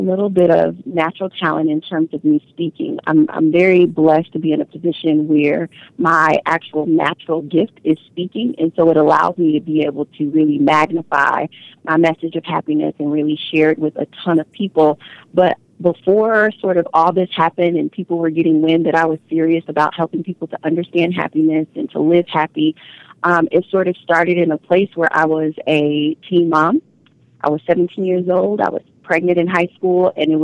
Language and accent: English; Omaha, Nebraska, United States; I'm from Omaha